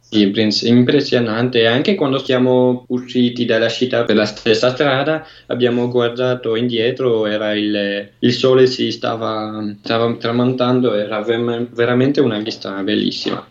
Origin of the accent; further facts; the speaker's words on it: Brussels, Brussels-Capital Region, Belgium; Italian is a second language; now in Ottignies, Belgium; Eh, io sono belga, eh, sono nato a, a, Bruxelles, però vivo nella parte francofona del Belgio, in Valonia.